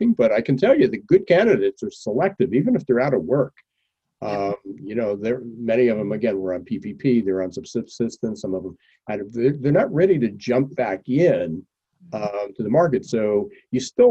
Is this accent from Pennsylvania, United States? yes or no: yes; Pennsylvania, United States; moved away; I'm from Pennsylvania, originally.